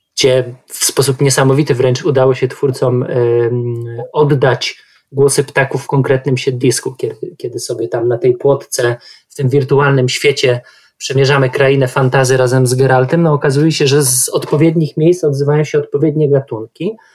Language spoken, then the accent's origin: Polish; Warsaw, Masovian Voivodeship, Poland; Sam wychowałem się w mieście, Warszawa jest mi bardzo bliska